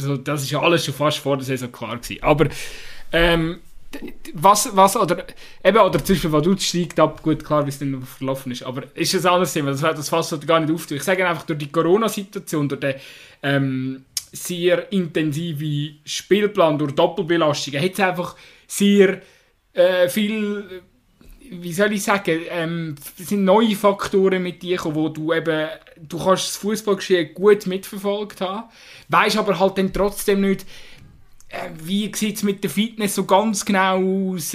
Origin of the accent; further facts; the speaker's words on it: Switzerland; als Schweizer